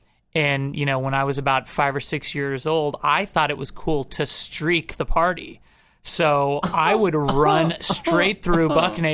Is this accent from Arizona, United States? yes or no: no; Topeka, Kansas, United States; Topeka was actually, it was really nice. It's there, I think when I was growing up, there was like 100,000 people there.